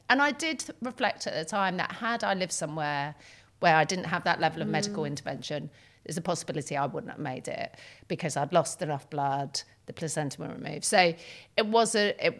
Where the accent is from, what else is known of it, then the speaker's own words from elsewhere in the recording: United Kingdom; I'm terribly British